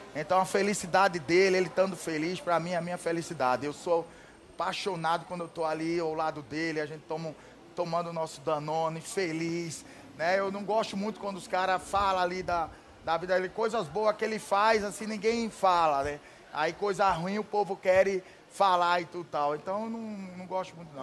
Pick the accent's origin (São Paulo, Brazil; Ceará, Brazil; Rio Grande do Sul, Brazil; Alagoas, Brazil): Alagoas, Brazil; Atalaia; born or raised there; moved away as an adult